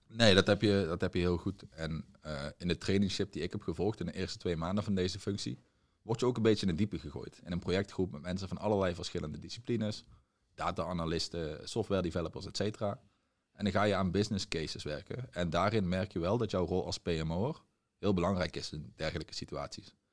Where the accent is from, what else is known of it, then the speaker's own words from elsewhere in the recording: Limburg, Netherlands; moved away as an adult; also born or lived in Tilburg, North Brabant; oorspronkelijk afkomstig uit Limburg, maar ik ben verhuisd naar Brabant om een studie commerciële economie te volgen in Tilburg